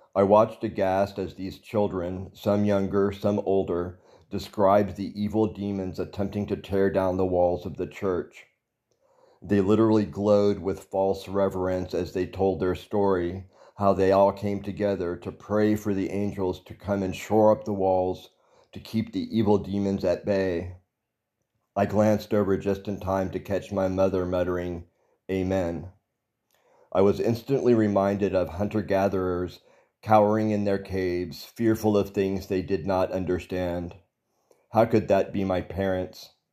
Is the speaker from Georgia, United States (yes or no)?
no; Texas, United States; I was born in Texas and raised Southern Baptist